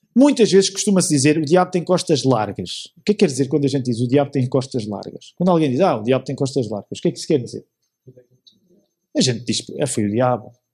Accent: Portugal; nossa experiência em Portugal

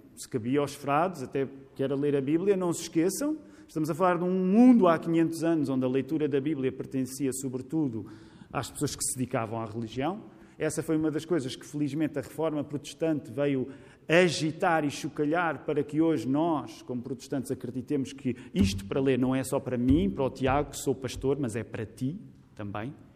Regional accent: Portugal; somos portugueses Graças a Deus não somos só portugueses

